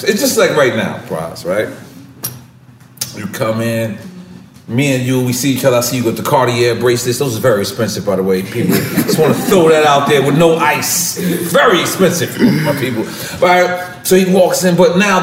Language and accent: English; Puerto Rico; I'm from Puerto Rico